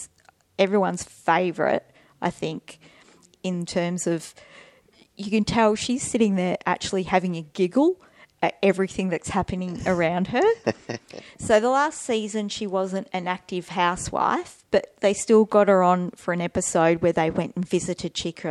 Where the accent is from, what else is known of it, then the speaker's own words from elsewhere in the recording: Melbourne, Victoria, Australia; I'm from Melbourne